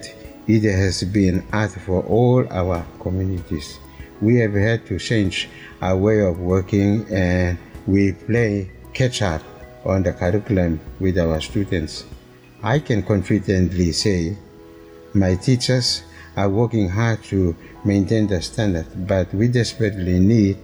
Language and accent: English; Chimbu Province, Papua New Guinea; also born or lived in Central Province / National Capital District; now in Port Moresby, Papua New Guinea; I'm from Chimbu province